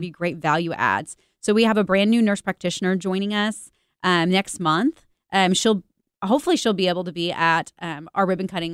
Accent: Missouri, United States; I'm from Missouri

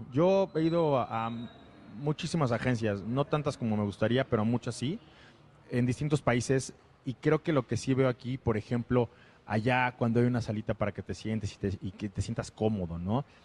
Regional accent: Mexico; la verdad es que yo soy muy mexicano

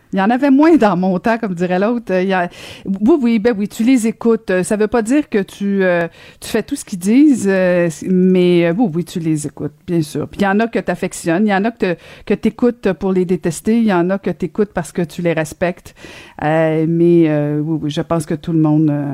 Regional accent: Longueuil, Quebec, Canada; ma ville natale.

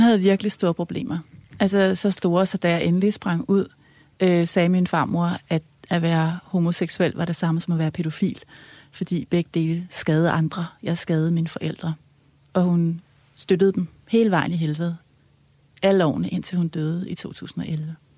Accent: Helsinge, Capital Region of Denmark, Denmark; jeg er vokset op i Helsing, i, øh, i sådan et, øh, rødt parcelhus

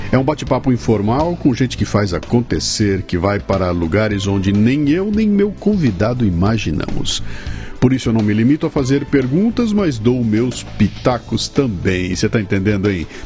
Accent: Janaúba, Minas Gerais, Brazil; Nasci numa cidadezinha no norte de Minas chamada Janaúba.

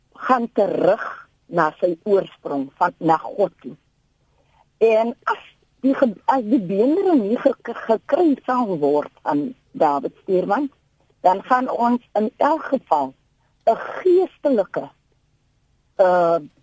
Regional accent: South Africa; ons as inheemse Suid-Afrikaners

